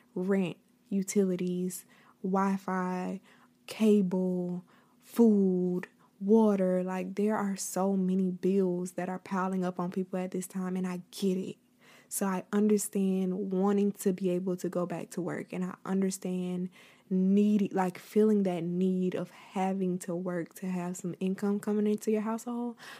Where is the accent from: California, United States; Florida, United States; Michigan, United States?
Florida, United States; I will be the first Floridian